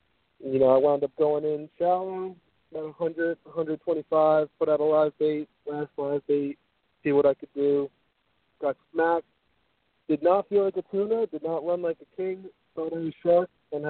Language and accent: English; New York, United States; moved away as an adult; now in Naples, United States; I'm from New York. I fished my whole life.